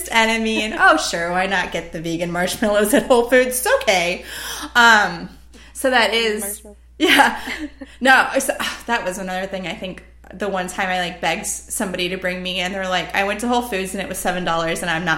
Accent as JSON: {"language": "English", "country": "United States", "first_language": "English", "said": "in America, where I'm in my own country speaking my native language to another native speaker"}